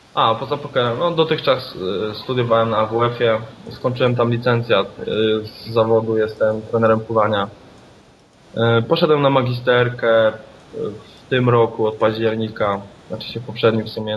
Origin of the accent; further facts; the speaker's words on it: Poland; jestem z Polski